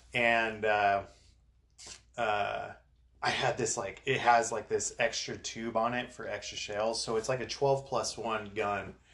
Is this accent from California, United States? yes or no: yes; Southern California, United States; I grew up in, in Southern California. I'm from Southern California